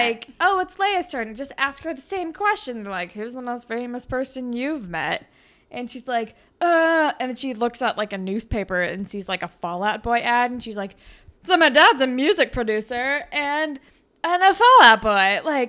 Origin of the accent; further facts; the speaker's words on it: California, United States; I'm from California